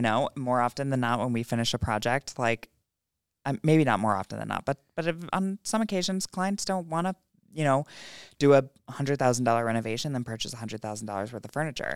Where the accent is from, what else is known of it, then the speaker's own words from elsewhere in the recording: Bethlehem, New York, United States; I grew up in Bethlehem